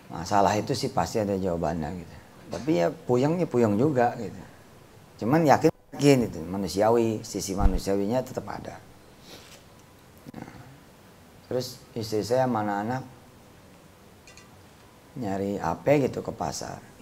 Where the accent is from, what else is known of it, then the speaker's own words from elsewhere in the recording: Tangerang, Banten, Indonesia; Depan saya orang Tangerang itu dilupa Tangerang di Poris